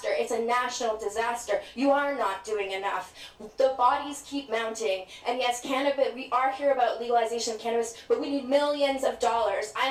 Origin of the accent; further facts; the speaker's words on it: England, United Kingdom; born there; also born or lived in Scotland / Vancouver / Edmonton / Yukon; No, I was born in England actually.